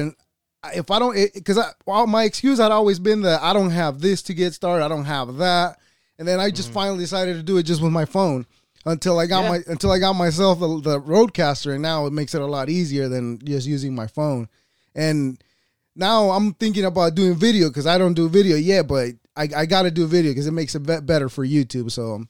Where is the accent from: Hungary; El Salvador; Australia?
El Salvador; I was born in El Salvador.